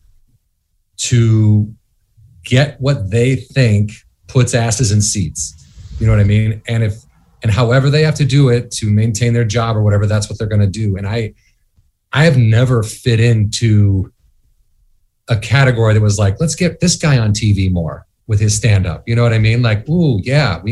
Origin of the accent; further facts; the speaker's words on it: suburbs of Chicago, Illinois, United States; now in Los Angeles, United States; I'm from Illinois. I'm from outside of Chicago